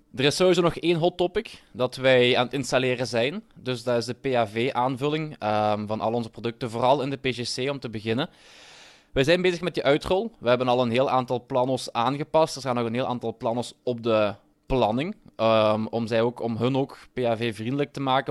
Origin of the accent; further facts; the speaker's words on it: Limburg, Flanders, Belgium; Ik ben zelf een Limburger